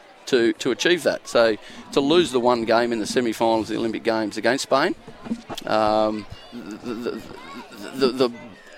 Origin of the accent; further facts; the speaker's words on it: Toowoomba, Queensland, Australia; moved away as an adult; also born or lived in Brisbane / Perth; I grew up in Toowoomba, just west of Toowoomba